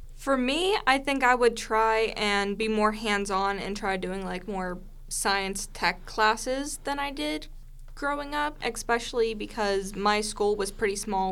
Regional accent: Pittsburgh, Pennsylvania, United States; also born or lived in Clarion County, Pennsylvania; I moved back to Pittsburgh from Clarion County and I moved in with my dad to start my middle school

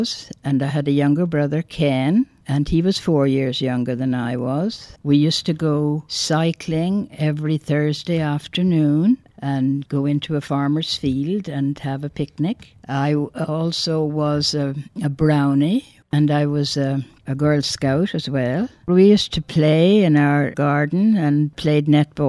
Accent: Limerick, Munster, Ireland; moved away as an adult; now in Pittsburgh, United States; I was born in Limerick City, Ireland, which is in the southwest of the country of Ireland

